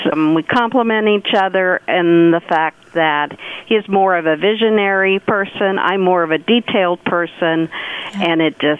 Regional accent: Victoria, Kansas, United States; moved away as an adult; also born or lived in Dodge City, Kansas; now in Salina, United States; I grew up in Victoria

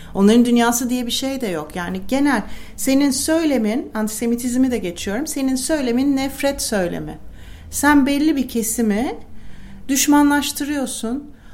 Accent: Turkey; Hani vatandaşlık bağıyla ben Türkiye'ye bağlıyım.

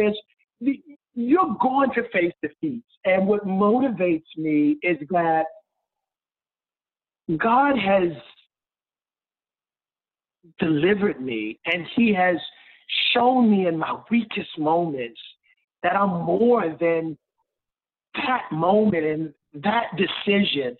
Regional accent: Baltimore, Maryland, United States; I grew up in Baltimore

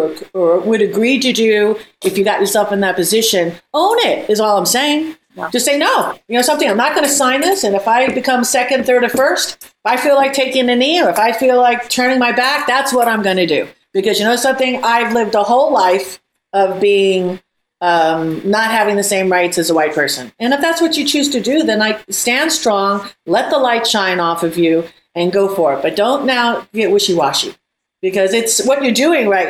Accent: United States; as Americans

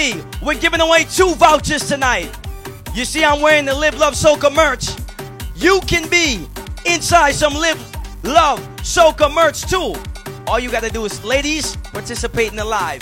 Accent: Bahamas; I am from the Bahamas.

